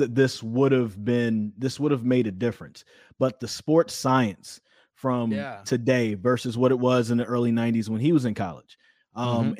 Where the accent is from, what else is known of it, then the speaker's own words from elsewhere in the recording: Greensboro, North Carolina, United States; growing up in Greensboro